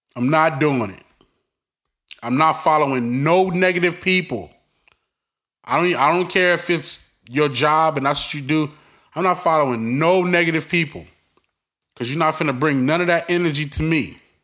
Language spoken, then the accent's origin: English; New York City, New York, United States; I'm from Brooklyn. I'm from the streets